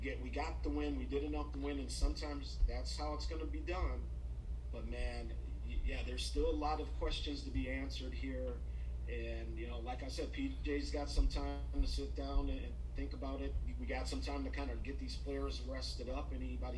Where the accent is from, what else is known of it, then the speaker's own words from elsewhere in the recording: Minneapolis, Minnesota, United States; also born or lived in Chicago; I grew up in South Minneapolis